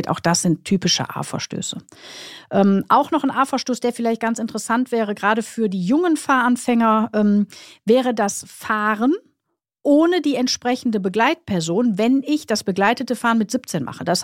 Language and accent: German; Krefeld, North Rhine-Westphalia, Germany; ich komme ja aus Krefeld, wenn ich von äh, Krefeld nach Köln fahre